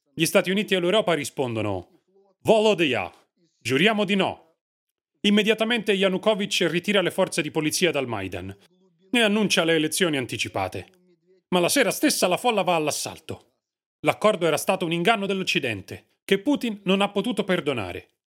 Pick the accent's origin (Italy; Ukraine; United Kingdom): Ukraine; Western Ukraine; Io vengo dall'Ucraina occidentale.